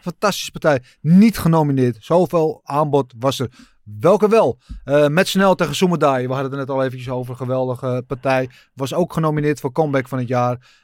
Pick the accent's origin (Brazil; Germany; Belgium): Brazil; moved away; Ik als Braziliaan